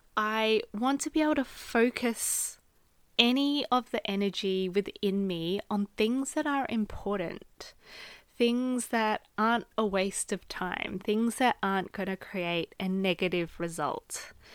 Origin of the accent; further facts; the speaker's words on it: Australia; moved away as an adult; now in United Kingdom; am an Australian living in the U K